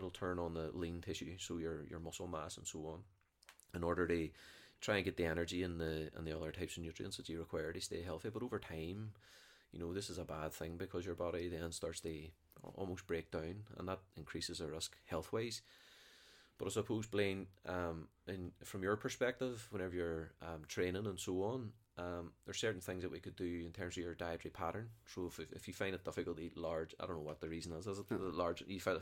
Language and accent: English; Derry, Northern Ireland, United Kingdom; I was brought up in the Brandywell